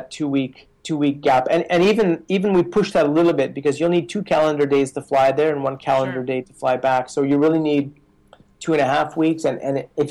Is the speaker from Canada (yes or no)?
yes; Canada; moved away; also born or lived in Colorado Springs, United States; I'm from Canada, as you know, and I was working in Colorado Springs with this bicycle company.